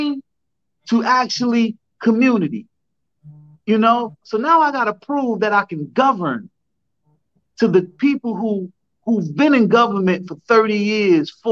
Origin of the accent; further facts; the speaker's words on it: Newark, New Jersey, United States; I grew up in the West Ward of Newark, New Jersey